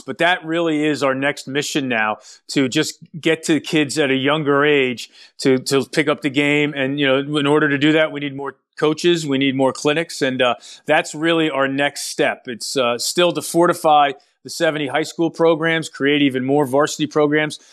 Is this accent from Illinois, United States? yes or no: no; New York City, New York, United States; also born or lived in Pottstown, Pennsylvania; I'm a native New Yorker. I grew up in Manhattan